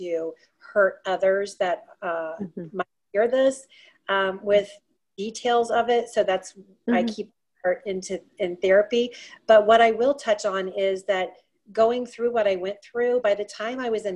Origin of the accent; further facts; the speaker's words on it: Ohio, United States; moved away as an adult; also born or lived in Florida / Colorado; I grew up in Ohio. And then after I grew up in Ohio, I moved to Florida for a little bit. And then I spent the last 3 decades in Colorado. And now I'm back in Ohio.